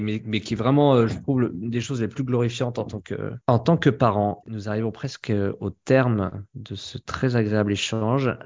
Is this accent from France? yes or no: yes; France; en tant que Français